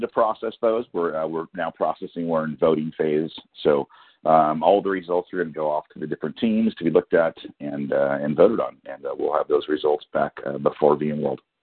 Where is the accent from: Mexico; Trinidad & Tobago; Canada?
Canada; moved away as an adult; now in California, United States; I am a Canadian citizen.